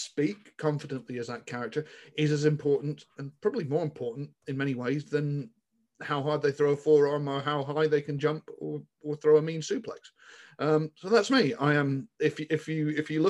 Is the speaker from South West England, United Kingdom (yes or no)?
yes; Somerset, South West England, United Kingdom; moved away; I grew up in Somerset and grew up in a relatively rural part of the world.